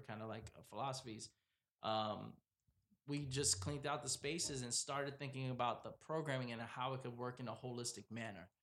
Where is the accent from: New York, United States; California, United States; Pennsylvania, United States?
New York, United States; New York City; moved away; also born or lived in Providence, Rhode Island; I was born and raised in Brooklyn